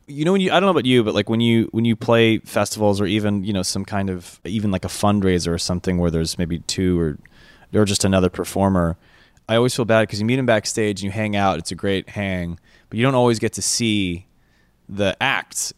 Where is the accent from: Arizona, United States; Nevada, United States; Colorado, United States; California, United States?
California, United States; we're from California